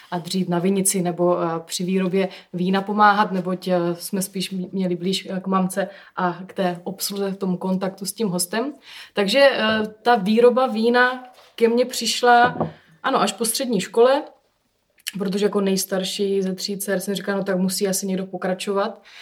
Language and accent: Czech; Hustopeče, South Moravian Region, Czechia; jsem se narodila v ústopečích a vyrůstala jsem v rodinném vinařství